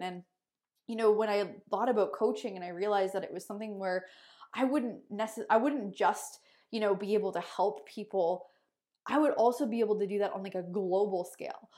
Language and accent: English; Sarnia, Ontario, Canada; moved away as an adult; now in Kelowna, Canada; I'm originally from Sarnia, Ontario. I live in Kelowna, British Columbia now